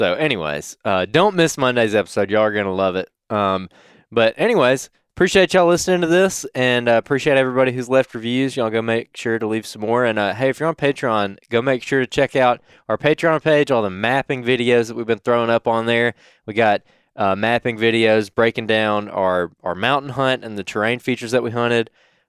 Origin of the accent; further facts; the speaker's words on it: Alabama, United States; We're from Alabama, man. That's how we say it in Alabamian.